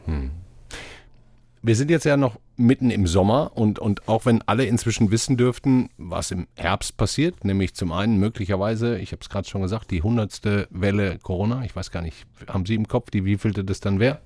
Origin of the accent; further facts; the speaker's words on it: Ruhr area, North Rhine-Westphalia, Germany; moved away; ich komme ja nicht aus Franken wie Sie, sondern aus dem Ruhrgebiet